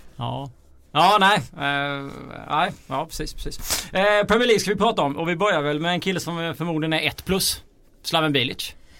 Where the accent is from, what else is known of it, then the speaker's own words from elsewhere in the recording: Småland, Sweden; accent: Småländska; jag har kommit in med min småländska stämma här